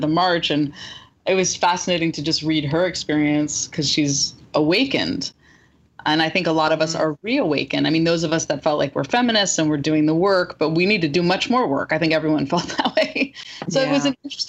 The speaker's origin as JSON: {"language": "English", "area": "Marin County", "region": "California", "country": "United States", "tie": "born or raised there", "said": "I'm from Marin County"}